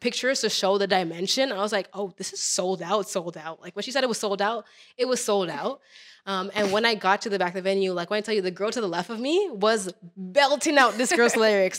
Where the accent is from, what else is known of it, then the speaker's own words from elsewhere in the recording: Toronto, Ontario, Canada; the same borough that I was from